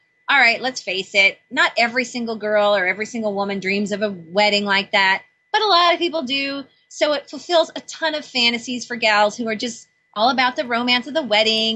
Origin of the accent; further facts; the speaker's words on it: United Kingdom; since I'm British